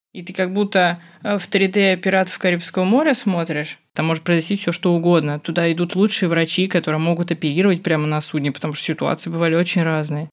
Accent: Moscow, Russia; я из Москвы

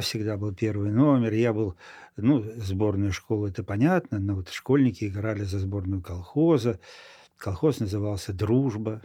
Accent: Moldova; moved away as an adult; also born or lived in Florești / Chișinău; now in Saint Petersburg, Russia; в Молдавии, откуда я родом, я знал хорошо молдавский язык

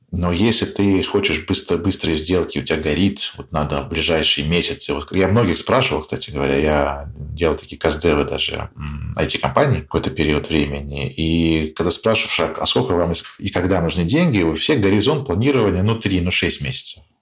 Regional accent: Russia; мы там из России

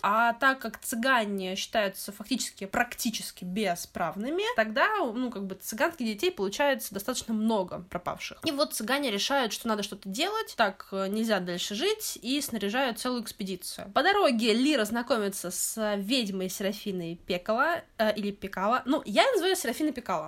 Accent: Central Black Earth Region, Russia; я из Черноземья, Даня тоже, и у нас э, в нулевых, по крайней мере, не знаю, как в 90-х, но в нулевых точно э, был такой магазин «Книга Мир». И вот именно там мне большая часть книг, которые у меня были в детстве, и покупалась

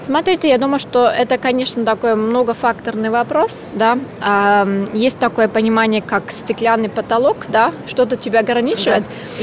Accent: Austria; Russian is a second language; now in Russia; я ещё и иностранка. Я родилась в Австрии, я работаю в России

